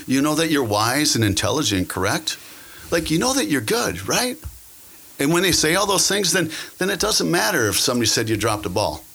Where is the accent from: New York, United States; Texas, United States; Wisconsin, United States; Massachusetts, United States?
Wisconsin, United States; Green Bay; also born or lived in South Florida; I'm born and raised in Green Bay, Wisconsin